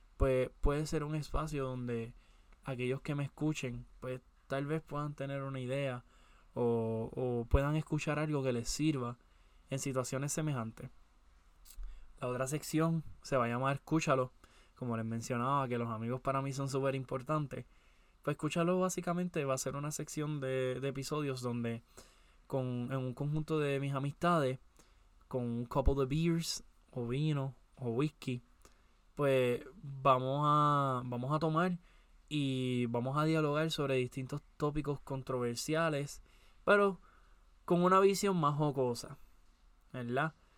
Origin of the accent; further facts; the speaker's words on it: Puerto Rico; soy de Puerto Rico